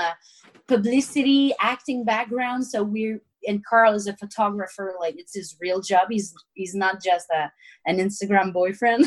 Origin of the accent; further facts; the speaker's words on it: Victoriaville, Quebec, Canada; Victoriaville, which is my hometown